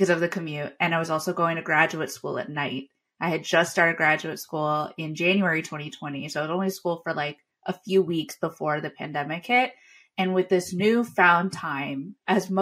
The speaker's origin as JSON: {"language": "English", "area": "Long Island", "region": "New York", "country": "United States", "said": "I'm from Long Island, New York"}